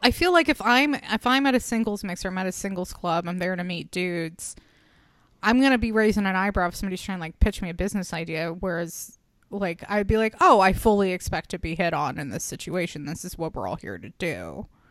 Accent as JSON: {"language": "English", "town": "Reno", "region": "Nevada", "country": "United States", "tie": "born or raised there", "said": "I was born in Reno."}